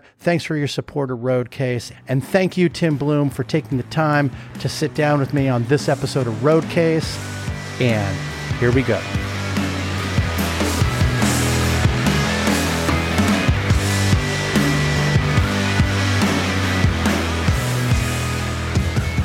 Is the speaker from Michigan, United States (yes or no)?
no; Southern California, United States; We grew up in Southern California playing volleyball.